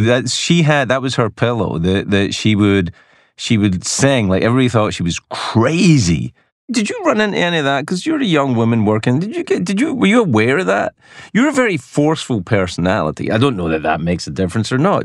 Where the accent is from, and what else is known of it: Glasgow, Scotland, United Kingdom; born or raised there; moved away